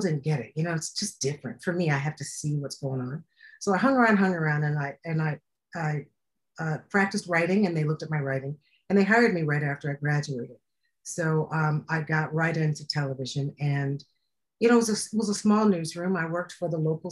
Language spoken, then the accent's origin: English; Cleveland, Ohio, United States; moved away as an adult; also born or lived in New York / Columbus, Ohio / Chicago; I'm from Cleveland originally